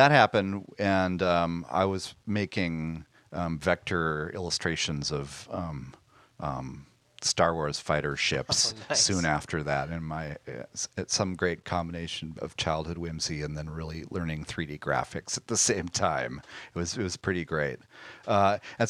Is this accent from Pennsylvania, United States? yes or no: no; Madison, Wisconsin, United States; I grew up in Madison, Wisconsin, which was a it's a kind of cultural oasis in the Midwest